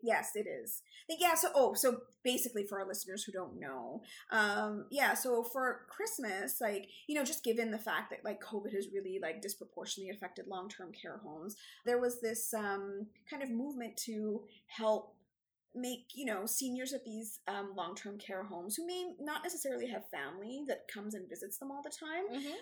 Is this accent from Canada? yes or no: yes; Canada; we're Canadian